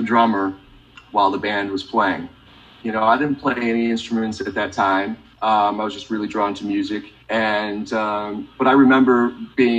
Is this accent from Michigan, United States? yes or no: yes; Michigan, United States; I grew up in Michigan